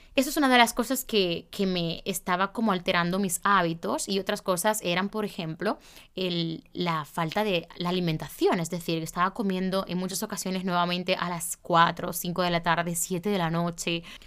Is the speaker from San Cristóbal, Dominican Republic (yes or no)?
no; Santiago de los Caballeros, Santiago, Dominican Republic; moved away; mi ciudad, a Santiago